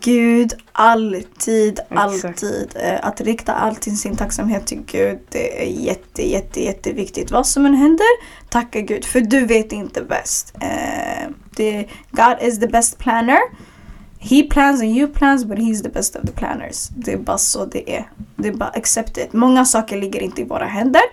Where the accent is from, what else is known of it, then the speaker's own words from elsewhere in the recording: Stockholm, Stockholm County, Sweden; En förort jag växte upp i, Hagsätra, det är en förort i södra Stockholm